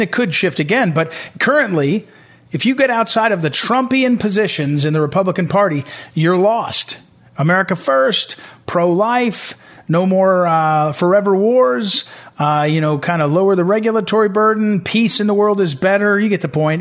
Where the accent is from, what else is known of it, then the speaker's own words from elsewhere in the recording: Missouri, United States; my home state, Missouri